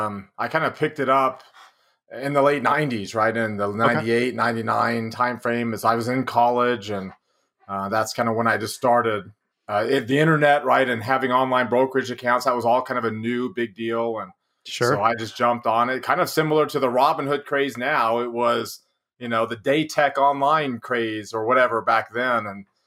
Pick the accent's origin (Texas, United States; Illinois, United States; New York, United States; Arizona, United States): Texas, United States; Denton; moved away as an adult; now in Utah, United States; I'm from Denton, which is on top of those two.